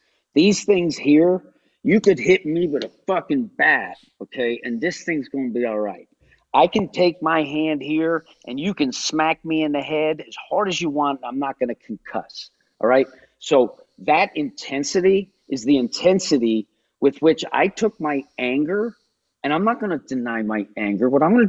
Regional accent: New Jersey, United States; I'm from New Jersey. It's still my favorite exercise.

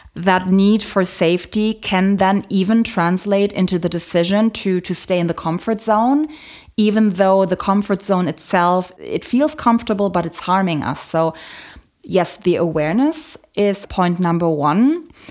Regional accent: Germany; I was born in Germany, but my mom is from Poland. My dad is from the Philippines

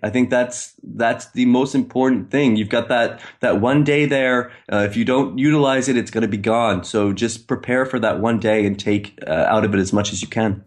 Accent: Maine, United States; moved away as an adult; now in Istanbul, Turkey; I'm from Maine, but I'm in Istanbul

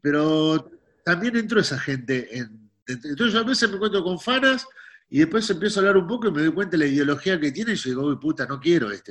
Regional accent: Buenos Aires, Argentina; los porteños somos

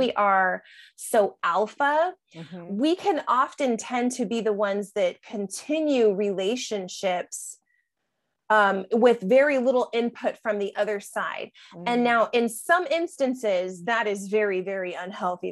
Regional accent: San Diego, California, United States; moved away as an adult; now in Gainesville, United States; San Diego, where I, I grew up. I lived there for 30 years.

